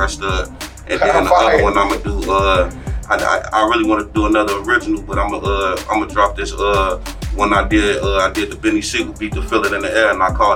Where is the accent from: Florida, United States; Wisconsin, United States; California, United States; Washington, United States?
Wisconsin, United States; Madison; also born or lived in Chicago, Illinois; I'm really from here, from, you know, 608 stand up, West Side